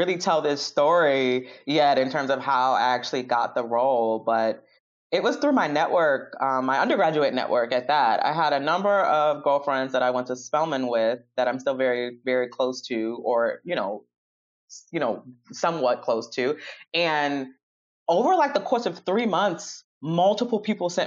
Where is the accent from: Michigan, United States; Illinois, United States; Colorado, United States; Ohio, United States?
Illinois, United States; Chicago; Born and bred in Chicago.